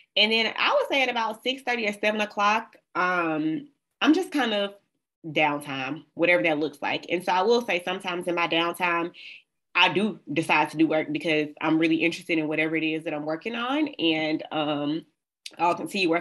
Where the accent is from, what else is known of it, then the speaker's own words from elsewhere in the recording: Birmingham, Alabama, United States; moved away as an adult; now in Michigan, United States; I'm from the South, y'all. I was raised in Birmingham, Alabama.